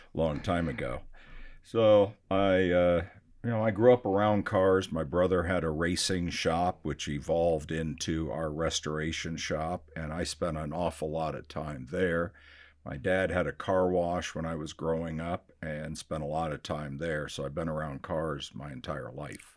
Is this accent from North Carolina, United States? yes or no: no; Scottsdale, Arizona, United States; also born or lived in Michigan; I grew up here in Scottsdale, Arizona. I was born in Michigan